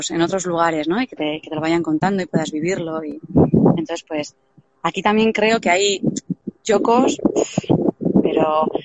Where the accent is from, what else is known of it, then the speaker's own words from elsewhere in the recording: Deba, Basque Country, Spain; yo porque soy de Deva, yo la primera vez que fui a la iglesia de Deva en visita guiada